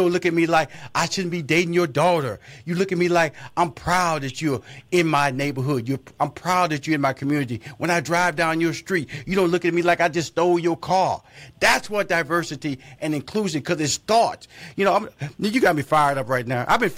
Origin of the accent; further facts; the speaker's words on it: Texas, United States; I grew up, wasn't like that. I grew up in Fifth Ward.